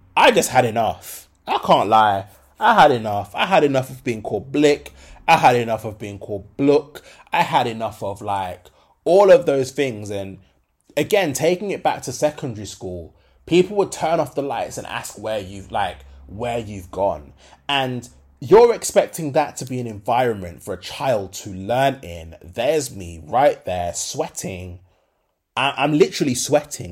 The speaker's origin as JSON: {"language": "English", "town": "Birmingham", "region": "West Midlands", "country": "United Kingdom", "said": "I'm from Birmingham"}